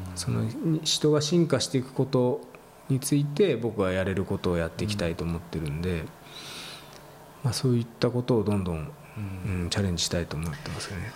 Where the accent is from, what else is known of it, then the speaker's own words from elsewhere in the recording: Fujisawa, Kanagawa, Japan; 僕の地元の、そこで藤沢